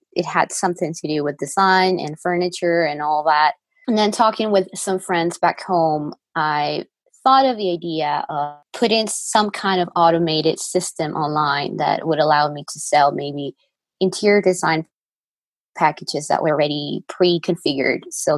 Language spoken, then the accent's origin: English; Lima, Peru; moved away as an adult; now in Colorado, United States; I am from Lima, Peru. I grew up there. I lived there my whole life.